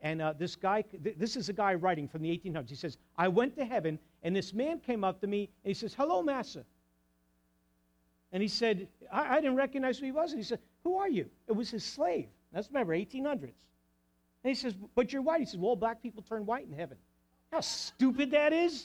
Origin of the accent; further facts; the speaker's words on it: New Jersey, United States; I'm from New Jersey.